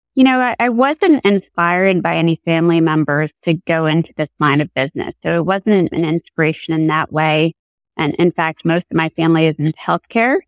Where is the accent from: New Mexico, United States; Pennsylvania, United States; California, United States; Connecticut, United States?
Connecticut, United States; also born or lived in New York City; I grew up in Connecticut and that's where I'm sitting right now in sunny Connecticut